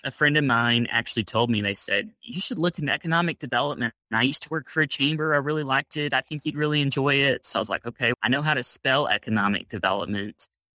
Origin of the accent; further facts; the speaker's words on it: Arlington, Texas, United States; also born or lived in Abilene, Texas; I grew up here in Texas. I'm about a fifth generation, at least, native Texan. Grew up actually not the next door city to Grand Prairie in Arlington